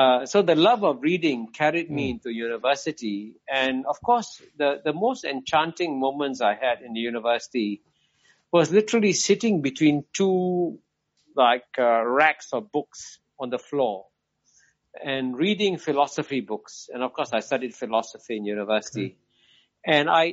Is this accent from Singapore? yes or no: yes; Singapore; I was born here in 1948. So that's how I ended up not being born in Pakistan, but in Singapore